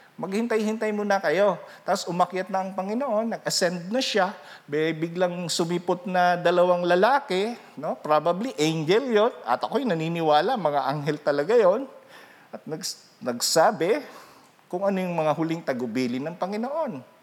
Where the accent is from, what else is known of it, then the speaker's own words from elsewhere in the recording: Rinconada, Bicol Region, Philippines; Ako taga Rinconada